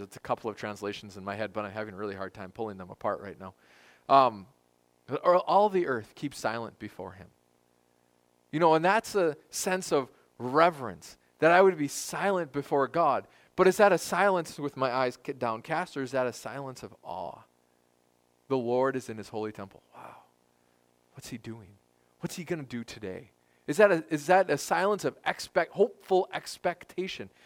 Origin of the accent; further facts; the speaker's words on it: United States; as American Christians